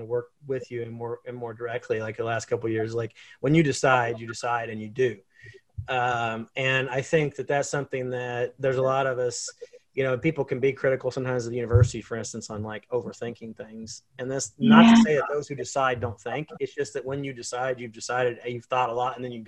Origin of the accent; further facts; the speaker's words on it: Minden Mines, Missouri, United States; also born or lived in Columbia, Missouri; now in Pittsburg, United States; I grew up in Minden Mines, Missouri